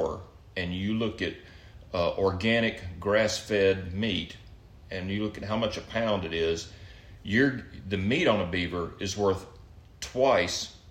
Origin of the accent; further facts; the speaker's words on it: Mobile, Alabama, United States; moved away; I grew up on the Gulf Coast down in Mobile